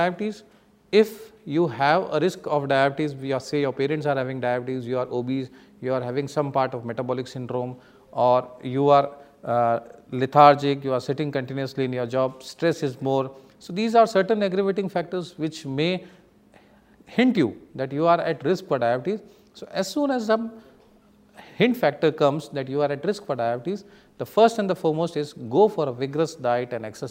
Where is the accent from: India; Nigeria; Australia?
India; Being an Indian phenotypic Asian people